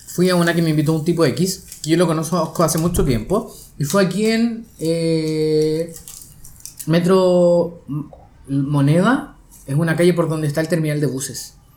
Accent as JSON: {"language": "Spanish", "country": "Chile", "said": "también soy chileno"}